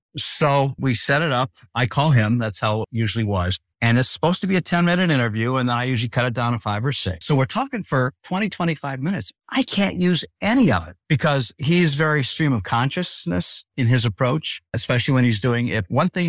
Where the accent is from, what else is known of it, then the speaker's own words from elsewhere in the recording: Detroit, Michigan, United States; because he knew I was from Detroit and he was talking to me about his favorite Coney Island hot dog place in Detroit.